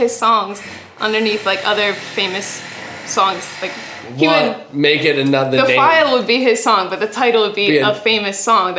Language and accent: English; Mechanicsburg, Pennsylvania, United States; moved away as an adult; now in Los Angeles, United States; I'm a singer-songwriter, and I'm from Mechanicsburg, Pennsylvania, but I just moved